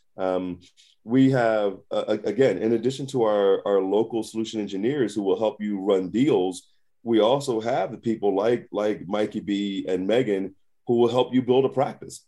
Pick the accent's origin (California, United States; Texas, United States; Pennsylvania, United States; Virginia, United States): Pennsylvania, United States; Philadelphia; I'm, I'm from Philly. I'm, I'm from the hood